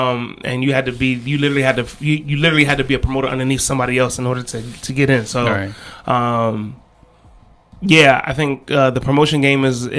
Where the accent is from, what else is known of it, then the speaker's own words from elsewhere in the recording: Ghana; I'm trying doing my best as a Ghanaian DJ to push Ghanaian music out there.